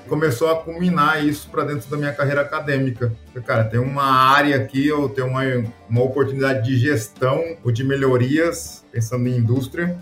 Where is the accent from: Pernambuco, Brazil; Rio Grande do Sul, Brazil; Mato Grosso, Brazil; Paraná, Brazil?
Mato Grosso, Brazil; Rondonópolis; Orgulhosamente, Mato Grosso. Maranhense. criado aqui em Rondonópolis